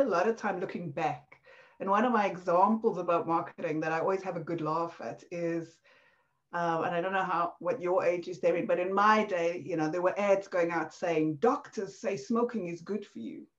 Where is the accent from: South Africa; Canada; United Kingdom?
South Africa; accent: South African; moved away; This was in South Africa, obviously, from my accent